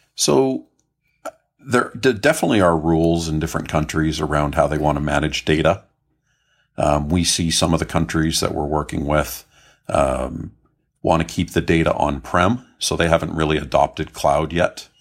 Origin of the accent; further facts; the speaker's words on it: Canada; I grew up in Canada.